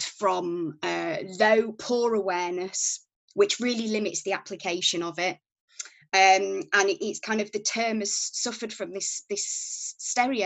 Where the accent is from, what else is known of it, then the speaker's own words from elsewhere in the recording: Yorkshire and the Humber, United Kingdom; now in Cambridge, United Kingdom; you probably won't be able to tell from my accent, but I'm from Yorkshire